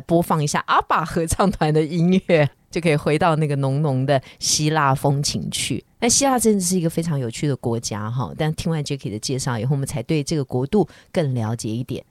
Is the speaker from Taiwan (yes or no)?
yes; Taiwan; 是我们台湾人太努力了